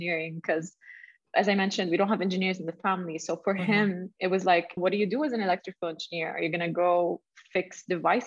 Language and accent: English; Saudi Arabia; I'm based in Saudi Arabia, and I grew up in Saudi, and I continued my university